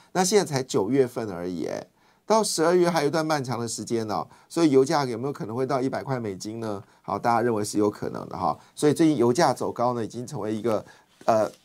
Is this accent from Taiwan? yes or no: yes; Taiwan; 我们台湾人